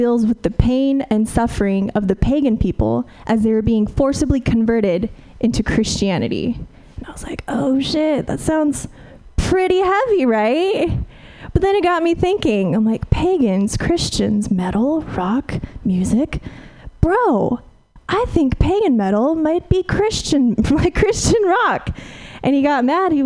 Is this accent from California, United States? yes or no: yes; Fresno, California, United States; moved away; I'm from the Central Valley originally